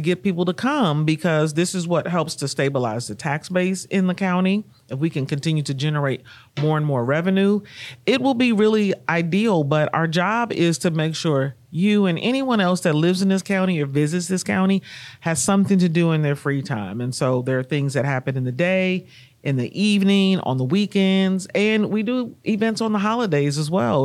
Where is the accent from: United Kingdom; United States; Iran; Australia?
United States; Kansas City, Missouri; moved away as an adult; also born or lived in Washington, D.C.; my hometown of Kansas City, Missouri